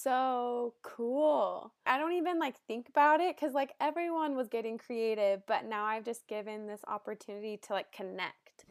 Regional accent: Salt Lake City, Utah, United States; also born or lived in Los Angeles; I was born and raised in Salt Lake City, Utah.

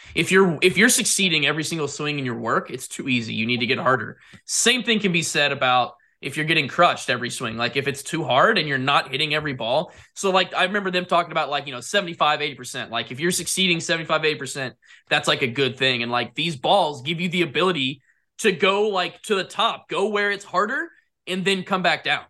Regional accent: Jupiter, Florida, United States; I grew up in Jupiter

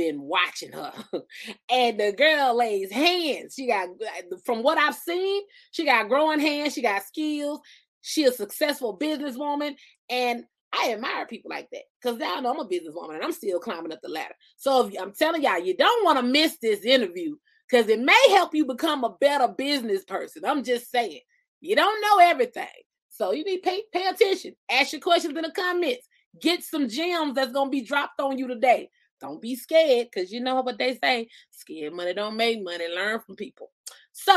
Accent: Albany, Georgia, United States; We from Albany

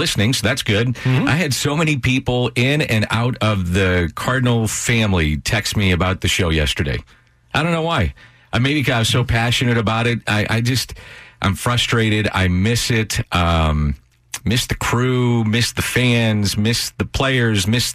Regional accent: St. Louis, Missouri, United States; I'm a guy from South St. Louis that came from nothing

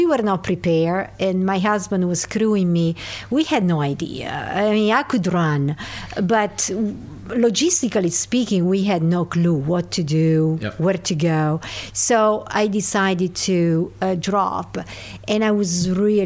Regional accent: Pesaro, Marche, Italy; now in Tennessee, United States; I was raised in Pesaro, which is a town by the sea at the Adriatic coast

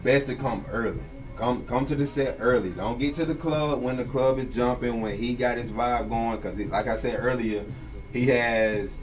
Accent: Perry, United States; I'm from Perry

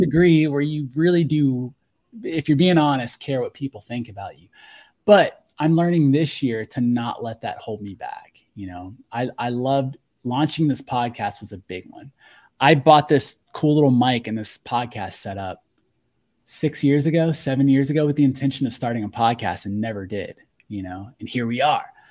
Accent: Fort Walton Beach, Florida, United States; I grew up in Fort Walton Beach, Florida

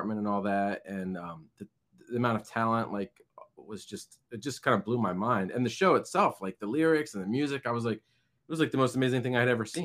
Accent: Lansdale, Pennsylvania, United States; moved away as an adult; now in New Jersey, United States; I'm originally from Lansdale, Pennsylvania.

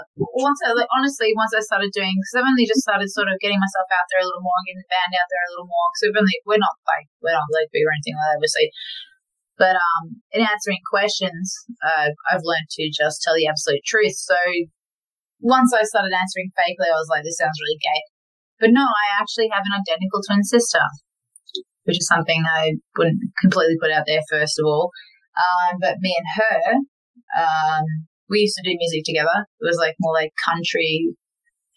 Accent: Melbourne, Victoria, Australia; also born or lived in Tasmania; now in Brisbane, Australia; I grew up in Melbourne, moved to Tasmania, moved up to Brisbane.

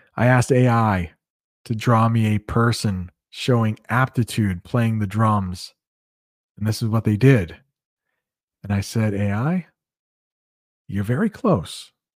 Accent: United States; accent: American English; first language English; I'm an American. I've been speaking English all of my life

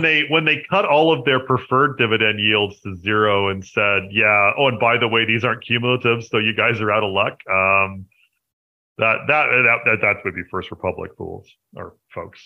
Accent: Canada; I am a Canadian uh, which you know I suppose you should probably have figured that out since I run Hidden Gems Canada

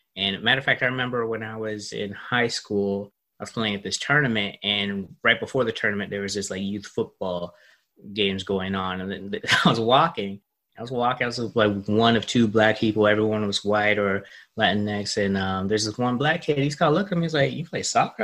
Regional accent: Charleston, South Carolina, United States; moved away; my grandma's house in my hometown, Charleston, South Carolina

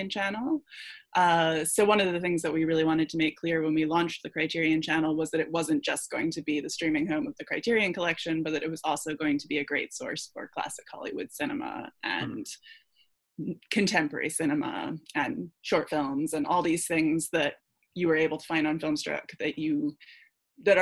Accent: Scotland, United Kingdom; moved away; I grew up in Scotland

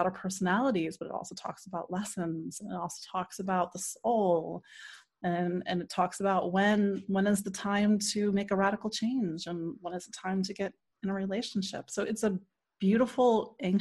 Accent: D.C., Maryland suburbs of Washington, United States; I am from the Washington, D.C. area originally. I grew up in Maryland, in the suburbs of Maryland

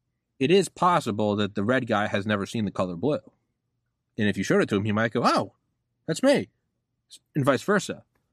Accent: New England, United States; You know? I'm from New England. I don't really pay attention to sports.

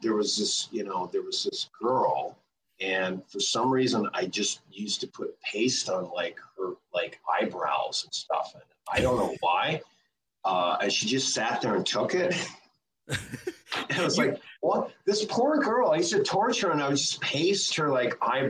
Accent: Toronto, Ontario, Canada; moved away as an adult; also born or lived in Calgary / Clearwater, Florida; I was born in Calgary, but I grew up in Toronto.

